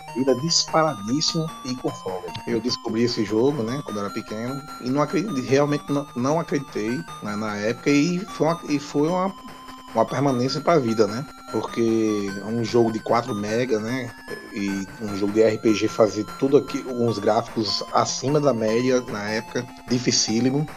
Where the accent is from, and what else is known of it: Brazil